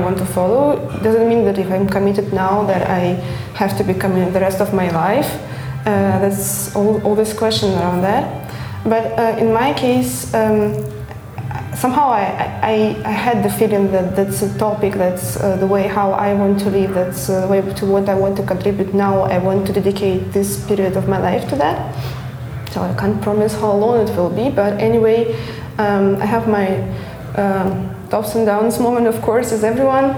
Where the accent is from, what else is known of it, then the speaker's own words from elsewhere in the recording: Russia; now in Germany; I'm from Russia. I live in Germany, and I live far away from my family